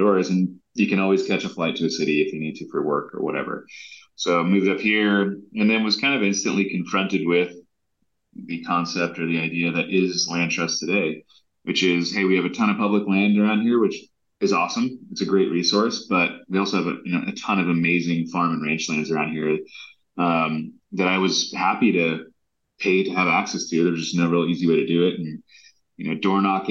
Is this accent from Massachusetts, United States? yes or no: no; Southern California, United States; now in Montana, United States; I grew up in Southern California